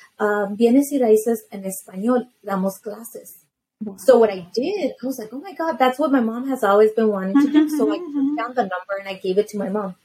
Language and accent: English; Los Angeles, California, United States; I'm from Los Angeles. I was born in Los Angeles